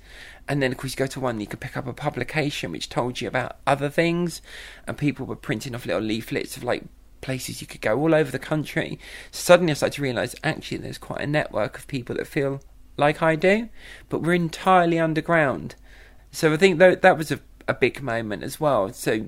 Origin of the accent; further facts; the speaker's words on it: South East England, United Kingdom; now in London, United Kingdom; I live in London. I'm originally from Kent, but I've lived in London for most of my adult life.